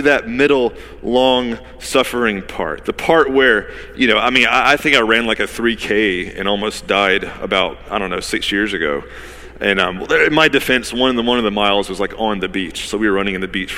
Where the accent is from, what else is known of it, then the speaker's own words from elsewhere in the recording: Georgia, United States; now in Wilmington, United States; I'm from Georgia